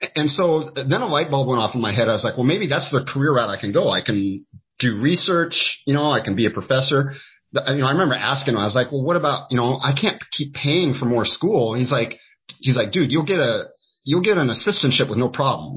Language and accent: English; Skagit Valley, Washington, United States; I, have always uh, in here in the state of Washington